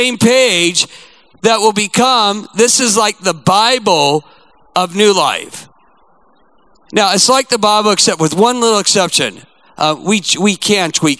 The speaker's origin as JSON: {"language": "English", "country": "United States", "said": "I'm a proud American"}